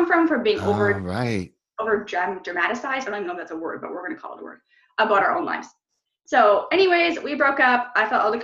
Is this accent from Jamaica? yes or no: no; Canada; I'm from Canada